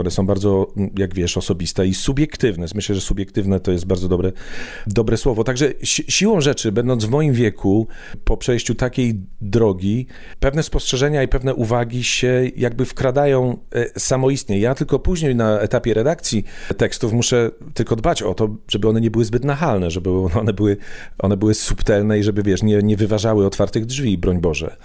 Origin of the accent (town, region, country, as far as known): Poland; moved away as an adult; now in London, United Kingdom